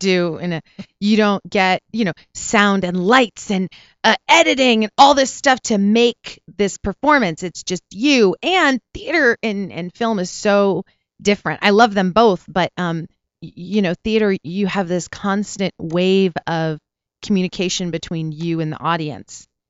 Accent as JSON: {"language": "English", "town": "Porterville", "region": "California", "country": "United States", "tie": "born or raised there", "also_born_or_lived": "Pasadena, California / Cerritos, California / Long Beach, California", "moved": "yes", "lives_now": "Los Angeles, United States", "said": "I was born in Pasadena, And then I was raised in Porterville, California, which is in the Central Valley."}